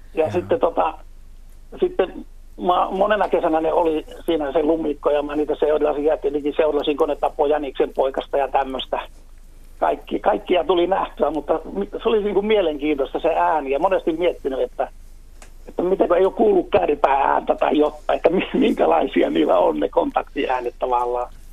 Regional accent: Utajärvi, North Ostrobothnia, Finland; now in Oulu, Finland; Oulussa asun, mutta Utajärveltä kotosi

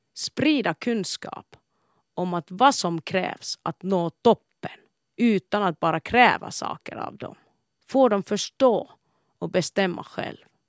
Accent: Kuopio, North Savo, Finland; Kuopio, min födelsestad, har präglat min livsfilosofi

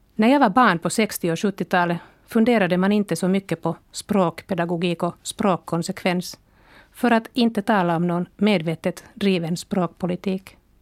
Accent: Helsinki, Uusimaa, Finland; also born or lived in Tampere / Belgium / United States; jag är född i Tammerfors men flyttade som femåring till Helsingfors där jag bott sedan dess

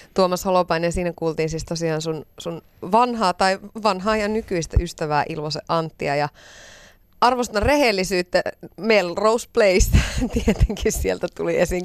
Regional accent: Iisalmi, North Savo, Finland; Mä oon itse Iisalmesta kotosi

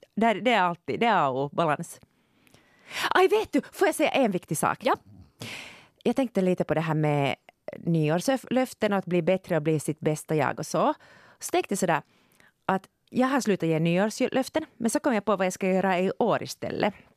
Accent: Finland; jag är född i Finland

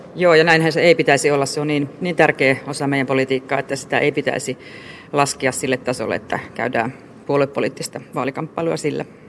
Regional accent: Eastern Finland, Finland; itse tulen Itä-Suomesta

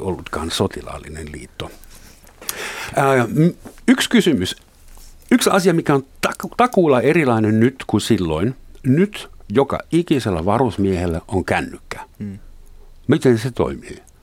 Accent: Germany; moved away as an adult; now in Helsinki, Finland; mun isän kotona Länsi-Saksassa

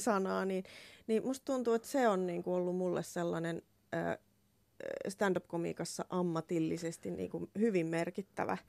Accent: Laihia, Ostrobothnia, Finland; moved away; Mä oon Laihialta, joo. Pohjanmaalta

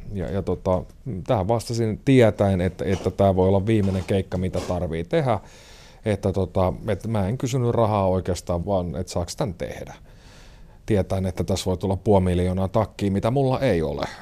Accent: Järvenpää, Uusimaa, Finland; moved away as an adult; now in Joensuu, Finland; järven päästä mä oon kotoisin

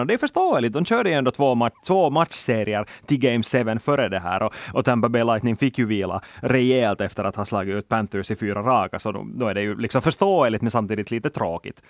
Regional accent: Finland; vi är finländare

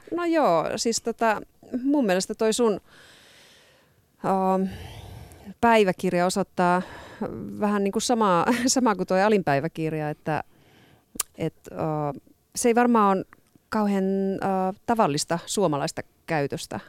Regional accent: Oulu, North Ostrobothnia, Finland; moved away; also born or lived in Southern Finland; mä itse olen Oulusta kotoisin

